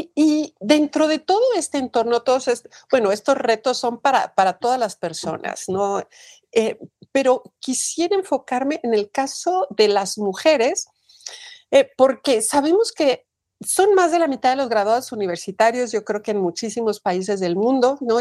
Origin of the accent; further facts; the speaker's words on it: Mexico; en mi país, en México